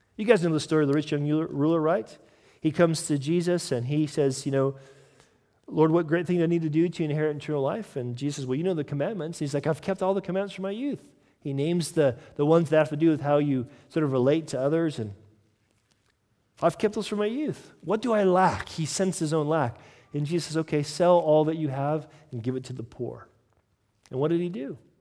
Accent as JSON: {"language": "English", "country": "United States", "moved": "yes", "said": "as an American"}